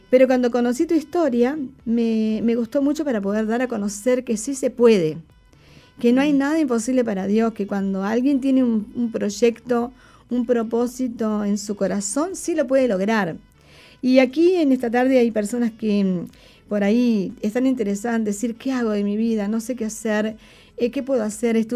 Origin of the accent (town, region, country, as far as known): Uruguay